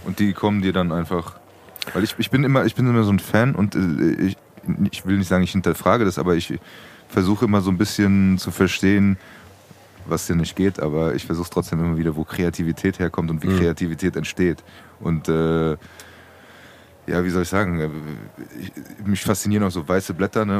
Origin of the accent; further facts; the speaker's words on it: Frankfurt, Hesse, Germany; als Frankfurter Bub